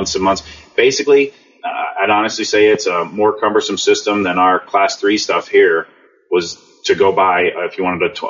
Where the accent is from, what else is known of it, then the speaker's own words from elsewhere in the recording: Connecticut, United States; moved away as an adult; also born or lived in Germany; I grew up in Connecticut